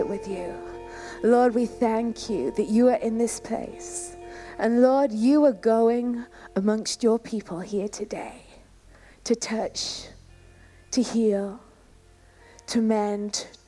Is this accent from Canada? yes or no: yes; Canada; moved away; I was brought up in Canada